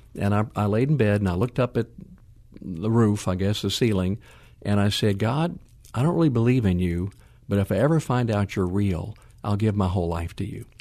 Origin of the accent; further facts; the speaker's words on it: West Coast, United States; now in San Antonio, United States; born on the East Coast, raised on the West Coast